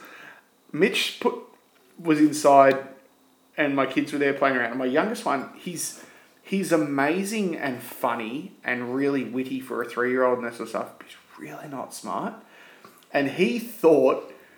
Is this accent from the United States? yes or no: no; Australia; we're Australian, we pronounce it onion.